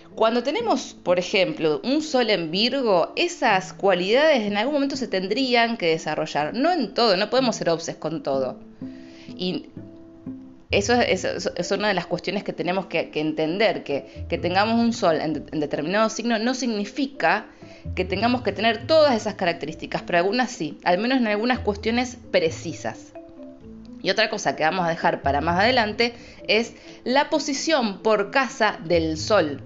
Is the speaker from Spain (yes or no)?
no; Rosario, Santa Fe, Argentina; soy de Rosario